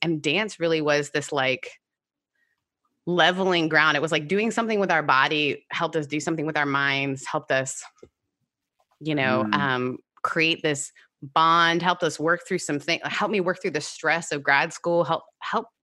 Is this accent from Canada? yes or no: yes; Canada